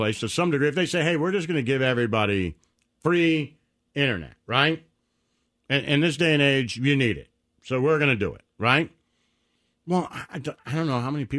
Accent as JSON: {"language": "English", "town": "Detroit", "region": "Michigan", "country": "United States", "tie": "born or raised there", "said": "When I was growing up in Detroit"}